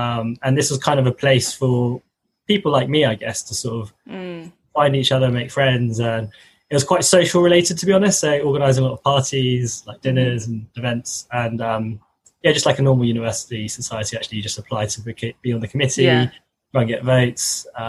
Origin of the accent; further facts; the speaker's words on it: London, United Kingdom; I'm born in London, but my parents were Malaysian Chinese, and they're originally from Penang. And you know, obviously ethnically sort of Han Chinese, I guess.